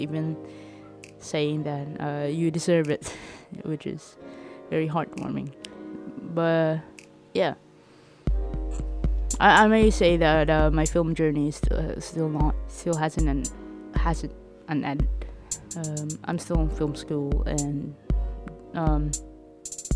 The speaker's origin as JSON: {"language": "English", "area": "Leyte", "region": "Eastern Visayas", "country": "Philippines", "moved": "as an adult", "lives_now": "Manila, Philippines", "said": "I'm from Leyte"}